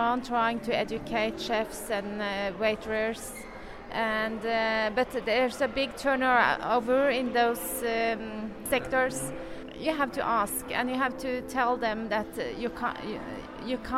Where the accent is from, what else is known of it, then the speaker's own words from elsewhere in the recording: Norway; I'm from Norway.